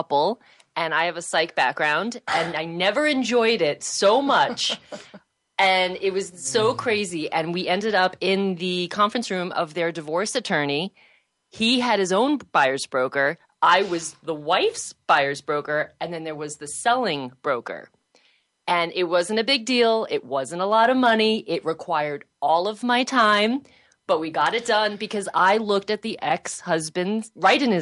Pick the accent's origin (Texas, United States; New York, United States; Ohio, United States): New York, United States; New York City; I'm from Queens